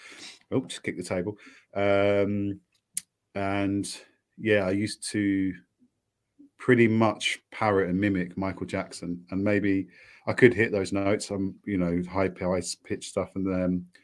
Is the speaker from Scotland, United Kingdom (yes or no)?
no; Cambridge, East of England, United Kingdom; Actual Cambridge people don't speak like that at all. We're all a bunch of retrobates